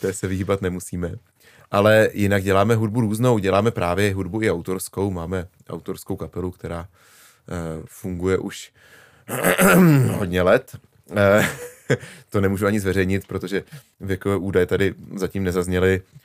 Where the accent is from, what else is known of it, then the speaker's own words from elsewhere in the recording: Prague, Czechia; moved away as an adult; now in Říčany, Czechia; jako rodilý Pražák, že jsem se konečně vystěhoval za Prahu